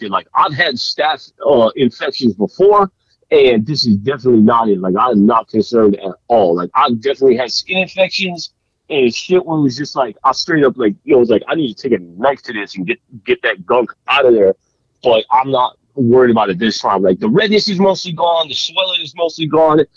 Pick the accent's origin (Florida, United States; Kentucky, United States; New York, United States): Florida, United States; I grew up in Florida, dog. I grew up in Florida.